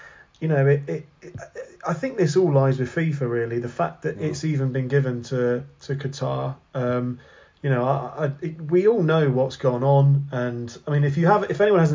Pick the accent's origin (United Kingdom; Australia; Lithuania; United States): United Kingdom; England; I'm born and raised in England